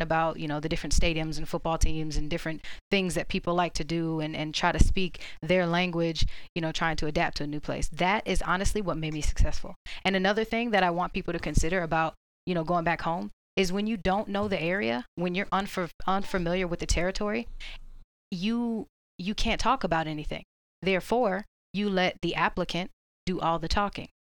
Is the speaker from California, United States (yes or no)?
no; Orlando, Florida, United States; moved away as an adult; now in Georgia, United States; I'm from Orlando